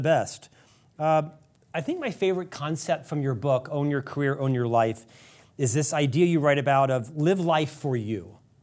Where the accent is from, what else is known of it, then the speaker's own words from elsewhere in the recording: Orlando, Florida, United States; my hometown in Central Florida. Orlando